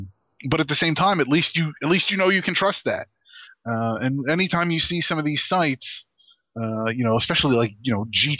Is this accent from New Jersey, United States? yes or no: yes; New Jersey, United States; No, I agree. As somebody born and raised in New Jersey, I agree. It's New Jersey.